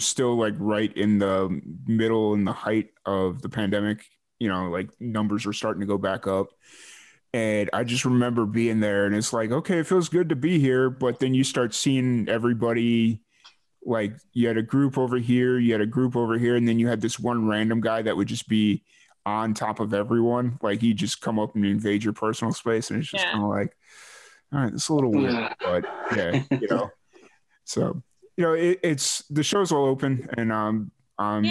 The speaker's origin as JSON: {"language": "English", "town": "Chicago", "region": "Illinois", "country": "United States", "said": "I'm from Chicago"}